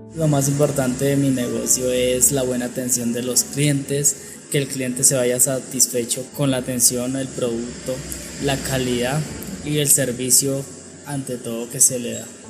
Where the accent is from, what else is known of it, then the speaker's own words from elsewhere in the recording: Santana, Boyacá, Colombia; moved away as an adult; Soy de Santana, Boyacá, eh, es de un pueblo muy cálido